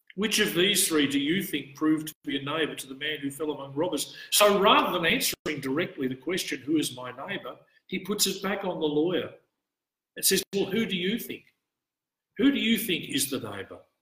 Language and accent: English; Australia; an Australian priest in the Orthodox Church